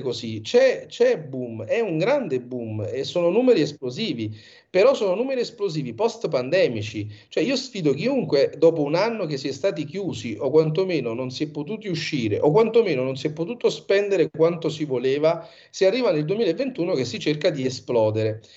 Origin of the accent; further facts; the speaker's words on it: Sorrento, Campania, Italy; moved away as an adult; also born or lived in New York, United States; Io sono di Sorrento e la mia famiglia